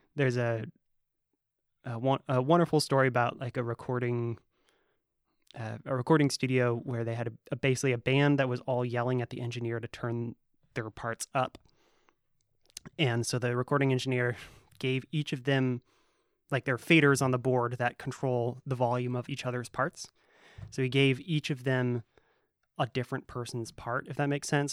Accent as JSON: {"language": "English", "area": "Humboldt", "region": "California", "country": "United States", "tie": "born or raised there", "said": "I grew up in Humboldt"}